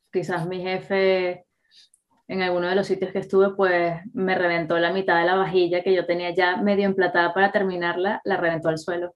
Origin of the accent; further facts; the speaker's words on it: Venezuela; moved away; also born or lived in Catalonia; nosotros como venezolanos